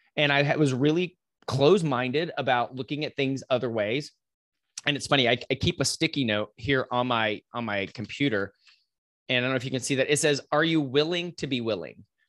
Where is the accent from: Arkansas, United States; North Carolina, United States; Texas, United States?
Texas, United States; Lubbock; now in Dallas, United States; I'm in Dallas now, I grew up in West Texas, in Lubbock, Texas